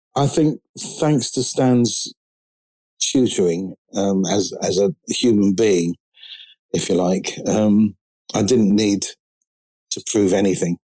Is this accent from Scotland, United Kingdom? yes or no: no; London, United Kingdom; I'm from London. I'm a drummer